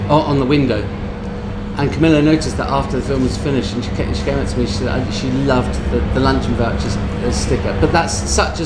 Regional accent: London, United Kingdom; I grew up in London

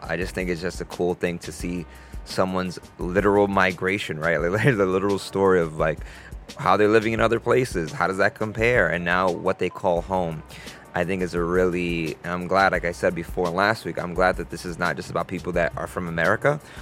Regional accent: New York, United States; I'm from New York

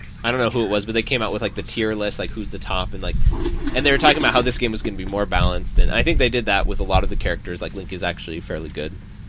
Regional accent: Montana, United States; now in Utah, United States; Like, I'm from Montana.

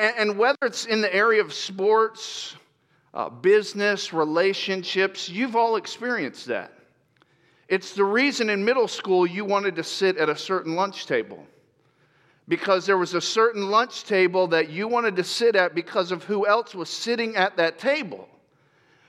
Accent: Lakeland, Florida, United States; also born or lived in Grand Rapids, Michigan; now in California, United States; I was born in Grand Rapids, Michigan, and when I was 5 years old, my dad moved us to Florida, and we moved to a city called Lakeland, Florida

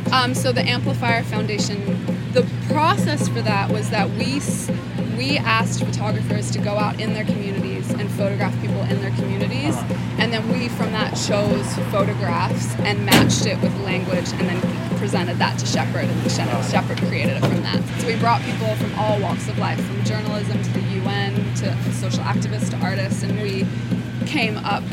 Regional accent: New Zealand; accent: New Zealand; now in Brooklyn, United States; I know, it goes, like, the American accent so strong. It just, like, took my New Zealand accent smothered it.

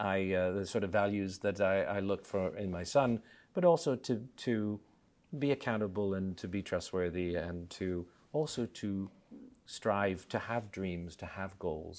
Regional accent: Australia; also born or lived in Vancouver, Canada; I was raised in Australia. Then they went on a holiday to Canada, like many people, fell in love with Canada and chose Vancouver.

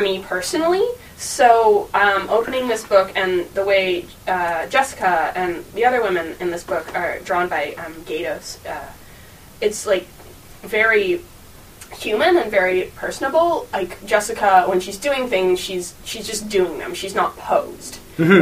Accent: Toronto, Ontario, Canada; born or raised there; moved away as an adult

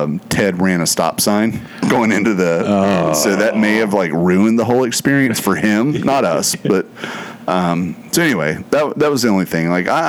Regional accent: United States; As an American

